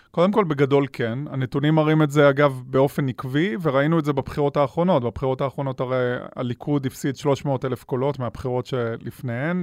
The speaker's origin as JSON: {"language": "Hebrew", "town": "Ashkelon", "region": "Southern District", "country": "Israel", "tie": "born or raised there", "said": "אני גדלתי באשקלון"}